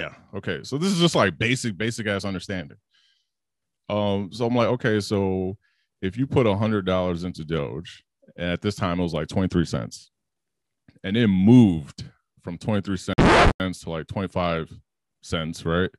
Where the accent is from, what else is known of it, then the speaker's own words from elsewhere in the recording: Chicago, Illinois, United States; growing up in Chicago